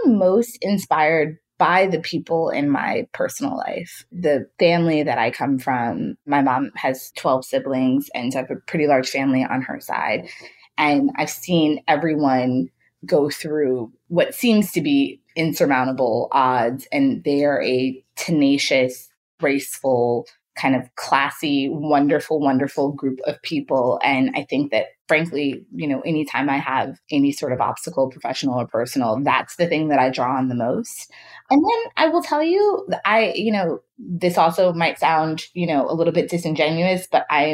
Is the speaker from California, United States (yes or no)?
no; Chicago, Illinois, United States; I grew up in Chicago